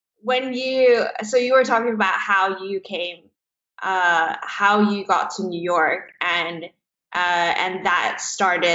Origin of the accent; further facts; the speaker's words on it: Hong Kong; moved away as an adult; now in United States; I'm from Hong Kong originally, so Chinese parents